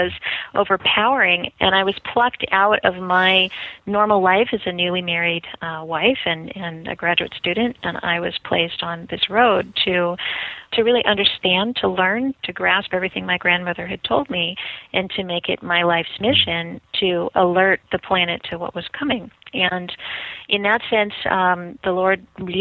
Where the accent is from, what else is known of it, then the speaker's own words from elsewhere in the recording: Southern California, United States; moved away as an adult; also born or lived in Boston; I'm from Southern California, and I was traveling to Boston to go to school